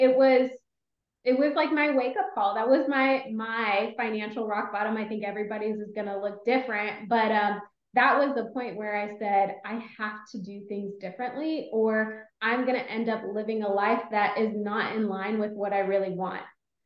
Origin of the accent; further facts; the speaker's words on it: Austin, Texas, United States; moved away as an adult; also born or lived in Los Angeles, California; I'm from Austin, Texas